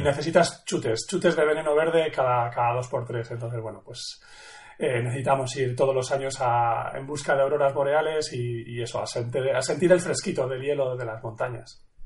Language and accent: Spanish; Madrid, Community of Madrid, Spain; yo nací en Madrid eh, hace ya la friolera 42.